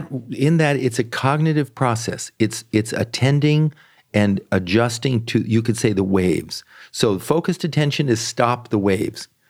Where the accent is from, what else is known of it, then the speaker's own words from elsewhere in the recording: San Francisco Bay Area, California, United States; also born or lived in Washington, D.C.; I was born in Washington, D C. I grew up in the San Francisco Bay Area.